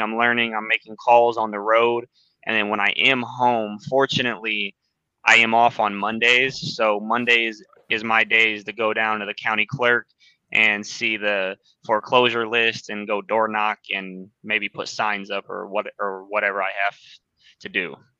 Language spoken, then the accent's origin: English; Illinois, United States; I'm from Illinois